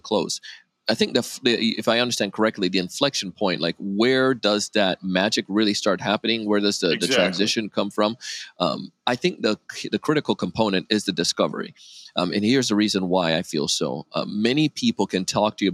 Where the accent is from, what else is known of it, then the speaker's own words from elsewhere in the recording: Jamaica; moved away; I grew up in Jamaica as a kid